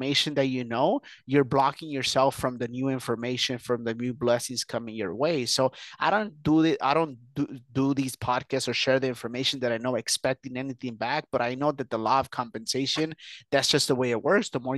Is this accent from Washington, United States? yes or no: no; Huntington Park, California, United States; also born or lived in Mexico; So I was born in Mexico. I was brought here very young. I did the whole school system here in to be specific, Huntington Park, California, which is about 10 miles from downtown